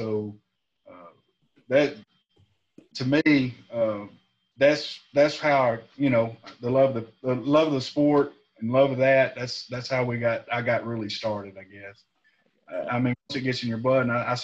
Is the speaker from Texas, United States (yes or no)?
yes; Brownsboro, Texas, United States; also born or lived in Tyler, Texas; I was raised up in Brownsboro